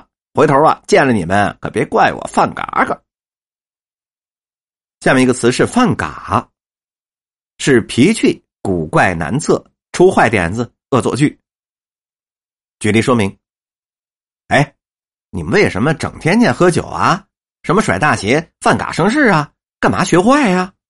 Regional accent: Beijing, China; 我们北京人经常说这个话

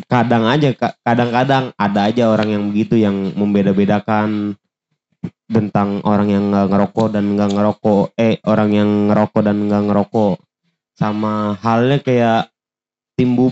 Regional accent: Jakarta, Indonesia; Nah gue tuh bisa dibilang paling jarang ke Monas walaupun gue orang Jakarta asli iya.

